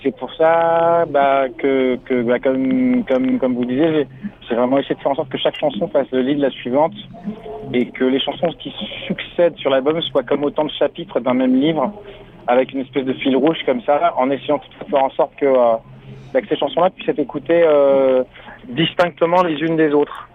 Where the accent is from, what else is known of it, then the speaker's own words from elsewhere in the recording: France; first language French; also born or lived in Senegal; je suis né au Sénégal, mais j'ai jamais vécu. Je suis arrivé en France à l'âge de à l'âge de deux ans